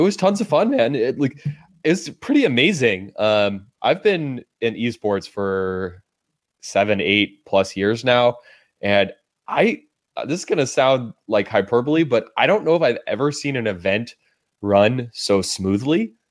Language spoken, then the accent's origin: English; Berkeley, California, United States; my hometown where I'm born and raised, Berkeley